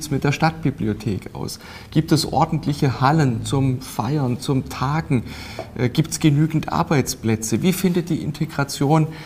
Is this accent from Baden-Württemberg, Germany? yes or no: yes; Bad Säckingen, Baden-Württemberg, Germany; born there; now in Donaueschingen, Germany; Das ist sowohl in meiner Geburtsstadt äh, Bad Säckingen als auch in meinem Wohnort Donaueschingen als auch praktisch in meinem ganzen Wahlkreis ein großes Thema.